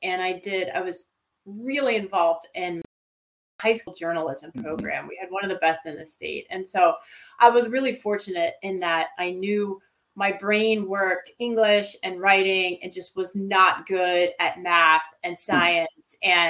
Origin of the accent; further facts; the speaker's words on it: Pottsville, Pennsylvania, United States; the Pottsville Republican and Evening Herald, which is my hometown newspaper, and it's right down the street from Yuengling Brewery.